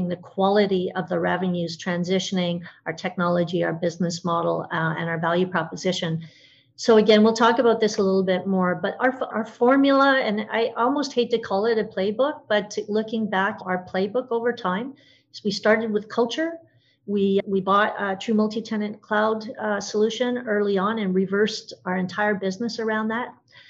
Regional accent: Canada; I'm Canadian

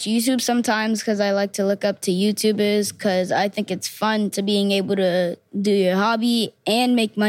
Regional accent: New York City, New York, United States; I was born in the Bronx and raised in the Bronx.

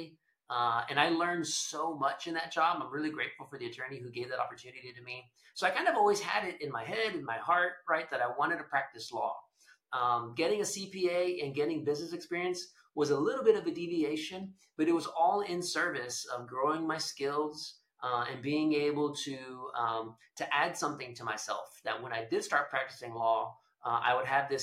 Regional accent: Edinburg, Texas, United States; also born or lived in Austin, Texas / Houston, Texas; I was born and raised in South Texas in a town called Edinburgh. It's in the McAllen-Brownsville area

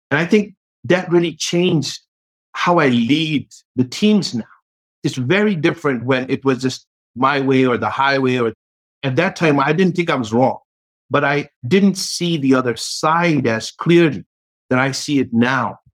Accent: New York, United States; maybe growing up in New York, maybe having NYU where I learned a lot of my technology background

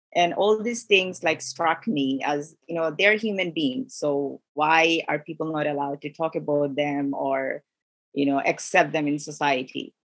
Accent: Bangladesh; also born or lived in Middle East; now in Canada; I'm from Bangladesh, grew up in Middle East, so I can relate to Middle Eastern people, people from Kuwait and Saudi Arabia, how they interact, their culture. My background is South Asia

